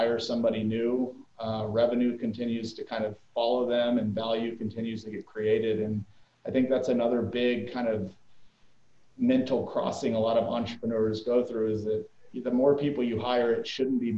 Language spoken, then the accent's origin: English; El Paso, Texas, United States; moved away as an adult; now in Fort Worth, United States; I grew up in El Paso, Texas